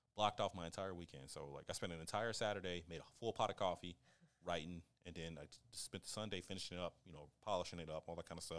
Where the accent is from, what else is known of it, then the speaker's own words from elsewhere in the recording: Kansas, United States; I'm from Kansas